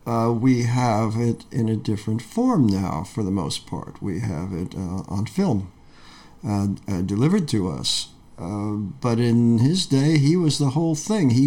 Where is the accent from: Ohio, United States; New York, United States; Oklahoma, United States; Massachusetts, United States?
New York, United States; Peekskill; moved away; I grew up in Peekskill, New York, in Westchester